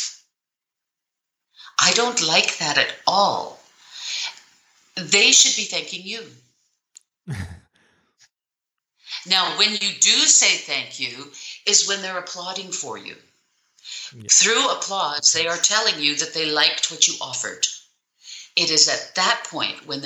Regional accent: Canada; I'm Canadian.

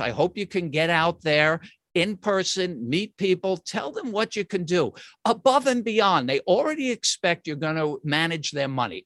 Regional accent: New York, United States; I'm from New York

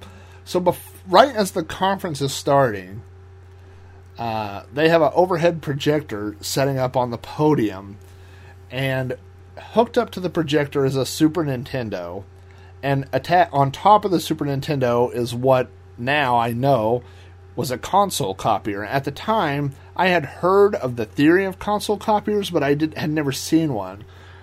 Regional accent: Oklahoma, United States; obviously you had people from Denver, I was from Oklahoma, Texas.

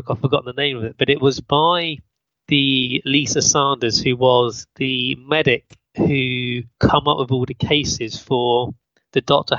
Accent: United Kingdom; accent: British; Yeah, my British accent, sorry.

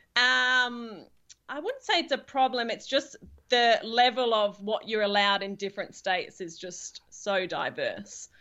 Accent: England, United Kingdom; now in Perth, Australia; I'm actually from England originally

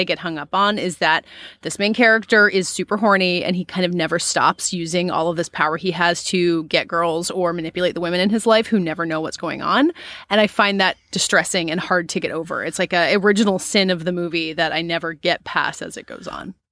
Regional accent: Augusta, Georgia, United States; my hometown, uh, is right next to Augusta, which is where I was born

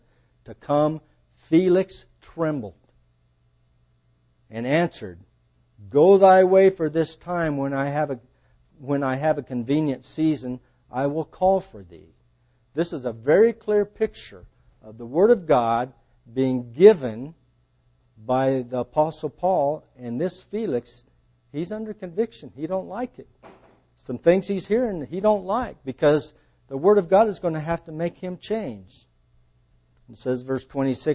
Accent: Akron, Ohio, United States; growing up in Akron, I was a knothead

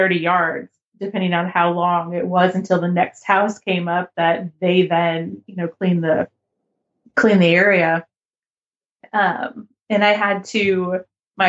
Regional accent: United States; as an American

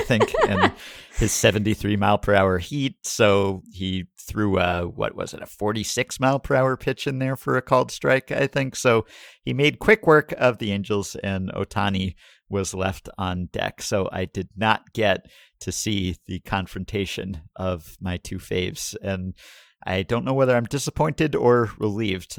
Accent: New York, United States; as a New Yorker and a former Yankee fan

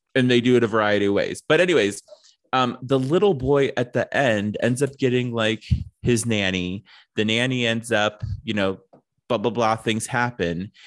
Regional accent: East Coast, United States; I grew up, like, you know, w, East Coast

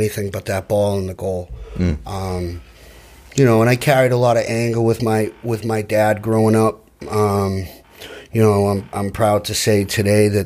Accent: New Bedford, Massachusetts, United States; also born or lived in Boston, Massachusetts / Braintree, Massachusetts; I was born in Boston, grew up in the South Shore, bounced around a lot

